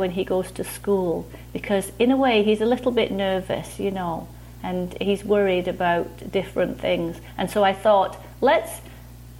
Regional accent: near Manchester, North West England, United Kingdom; moved away as an adult; now in Michigan, United States; I grew up in a place near Manchester that's in Northern England

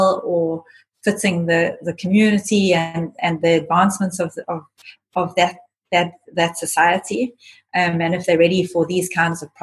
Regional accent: South Africa; we come from South Africa

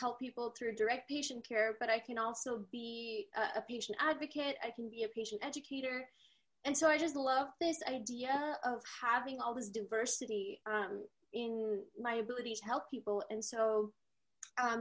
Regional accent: India; now in Utah, United States; I'm from India. I moved here to the US with my family in 2005 due to my dad's work

